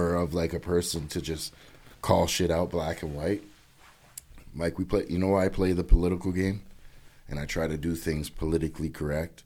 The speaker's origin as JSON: {"language": "English", "country": "Canada", "said": "I'm Canadian through and through"}